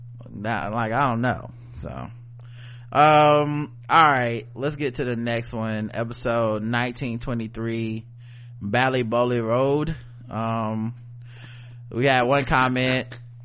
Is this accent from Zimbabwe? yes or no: no; Zambia; In my home country, Zambia, they are still on the books even after all the trouble folks went through to get control back from British colonial officials.